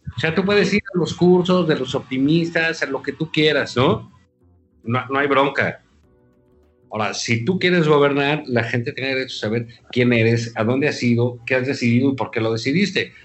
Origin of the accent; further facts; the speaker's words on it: Mexico; como mexicanos